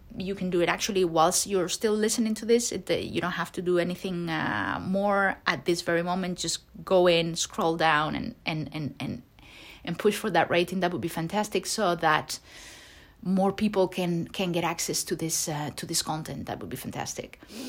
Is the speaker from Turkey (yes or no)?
yes; Turkey; English is a second language; I have been doing this, but I come from Turkey and I feel tremendous pressure from my family, etc., etc.